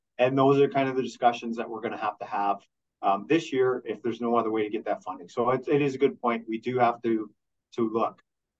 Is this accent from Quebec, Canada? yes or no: no; Peterborough, Ontario, Canada; I came from Peterborough.